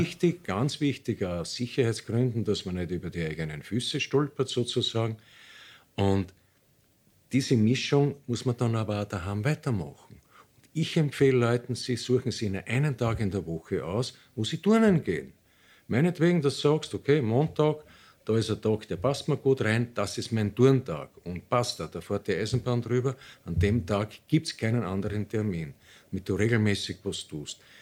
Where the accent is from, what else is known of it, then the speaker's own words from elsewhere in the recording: Austria; bei uns in Österreich